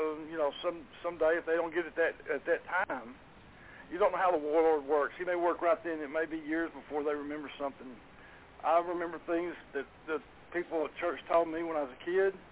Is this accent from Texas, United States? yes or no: yes; Garland, Texas, United States; I grew up in Garland, Texas. I've lived in Garland all my life.